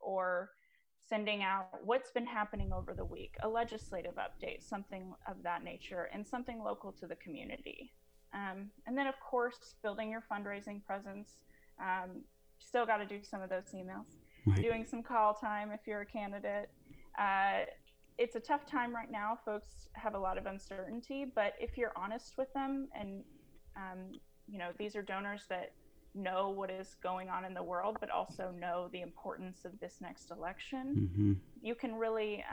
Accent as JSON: {"language": "English", "region": "Kansas", "country": "United States", "tie": "born or raised there", "said": "my home state of Kansas"}